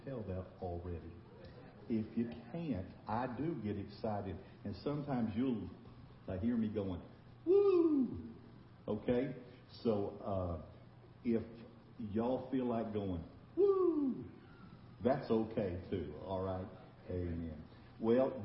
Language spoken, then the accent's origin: English; Texas, United States; We are from Texas